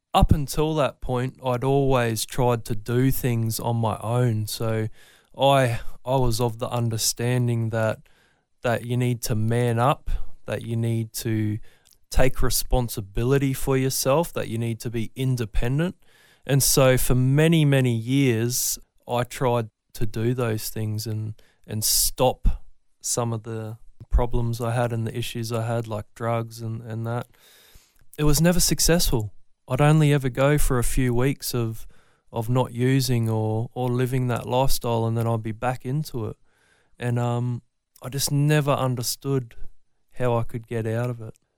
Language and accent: English; Brisbane, Queensland, Australia; I'm from Brisbane. Always born and bred, raised north side